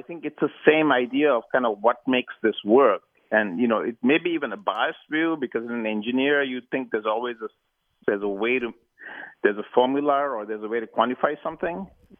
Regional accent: Sri Lanka; moved away as an adult; But I really, you know, growing up in Sri Lanka, it was traditional for people to go to school or university in the UK.

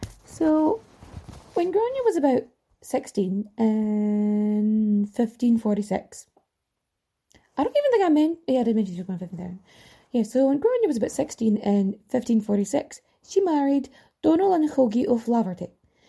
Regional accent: Ireland; accent: Irish; my accent is a little too Irish for it, and I'm also a little bit too posh for it, I'm told.

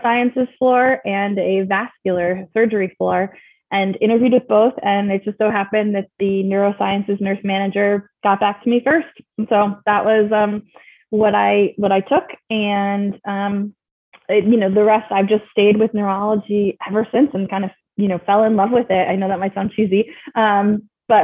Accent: Rochester, New York, United States; moved away as an adult; also born or lived in Binghamton, New York; now in Boston, United States; I originally am from actually Western New York, from Rochester.

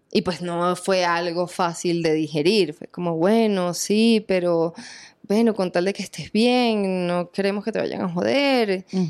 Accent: Venezuela; moved away as an adult; now in Colombia; mi tierra, Venezuela

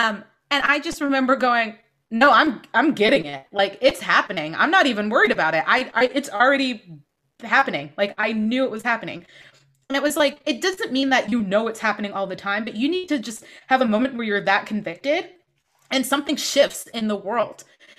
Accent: East Coast, United States; But growing up, especially growing up on the East Coast, I had relaxers since I was, I don't know how old

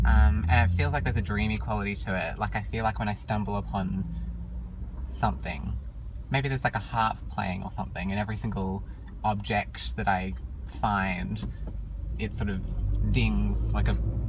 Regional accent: Sydney, New South Wales, Australia; I am an ENFP from Australia. Actually, Sydney, Australia, I should clarify.

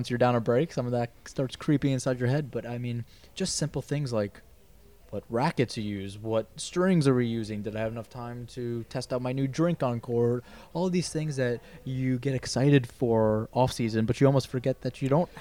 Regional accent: New York, United States; I'm a New Yorker.

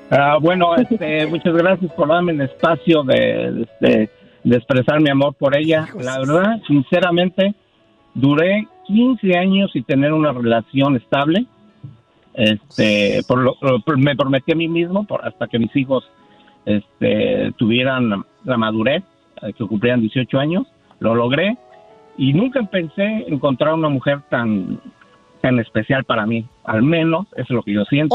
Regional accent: Mexico City, Mexico; Yo soy de México, Distrito Federal.

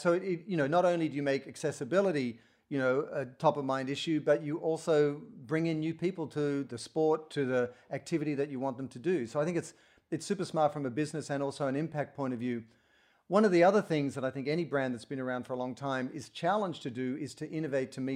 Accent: Sydney, New South Wales, Australia; moved away as an adult; also born or lived in Portland, Oregon; now in United States; I grew up in Australia in Sydney

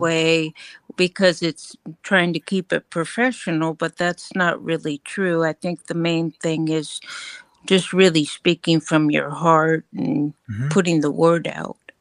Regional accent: California, United States; moved away; I grew up in California

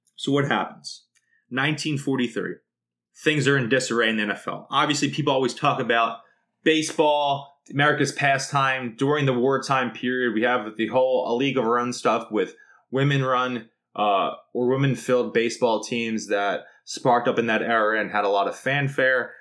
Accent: Philadelphia, Pennsylvania, United States; growing up in South Philly

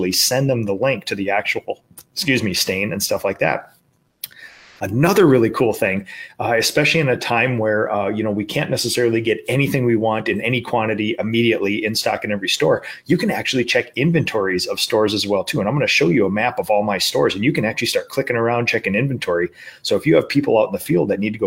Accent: Minnesota, United States; in my home state at the Graco World headquarters

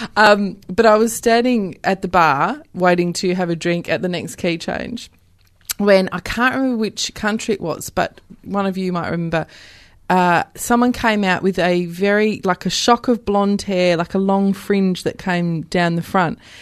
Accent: Western Australia, Australia; born or raised there; moved away

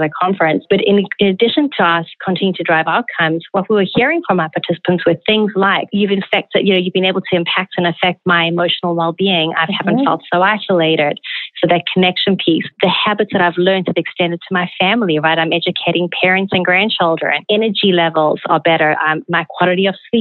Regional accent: South Africa; moved away; Growing up in South Africa, manners and conduct were very important values imbued

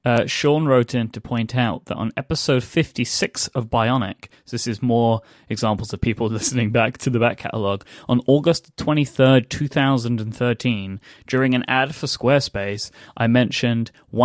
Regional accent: London, United Kingdom; accent: London; To me, anyway, I can hear a much thicker London accent than what I have now, which is now my weirdo transatlantic accent.

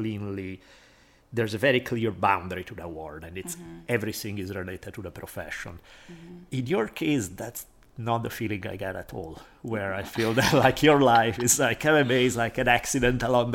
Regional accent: Italy; moved away; I had the same thing growing up in Italy, especially I grew up in a big city

